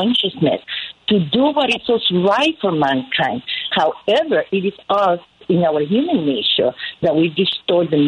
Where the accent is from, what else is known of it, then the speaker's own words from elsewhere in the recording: Puerto Rico; moved away as an adult; now in United States; I grew up in Puerto Rico